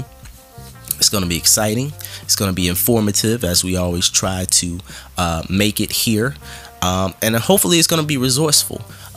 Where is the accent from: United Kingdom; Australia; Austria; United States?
United States; Philadelphia, Pennsylvania; growing up in Philadelphia and having friends in New York and in Jersey and other parts